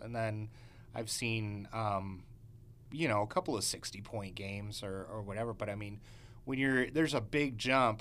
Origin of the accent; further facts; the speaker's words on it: Chicago, Illinois, United States; I was from Chicago